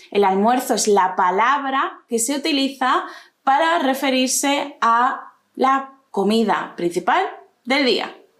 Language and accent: Spanish; Spain